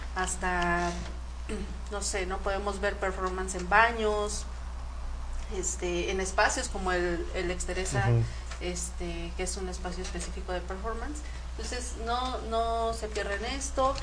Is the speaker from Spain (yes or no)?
no; Mexico; Nosotros como mexicanos